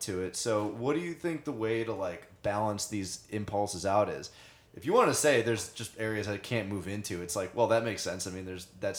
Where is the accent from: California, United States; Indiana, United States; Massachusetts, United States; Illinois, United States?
Illinois, United States; Oak Park; now in New York City, United States; I'm from Oak Park